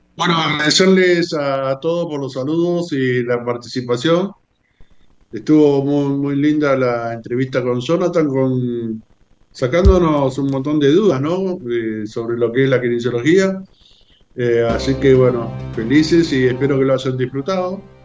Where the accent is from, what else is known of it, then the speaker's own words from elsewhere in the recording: Argentina; los argentinos estamos con el mate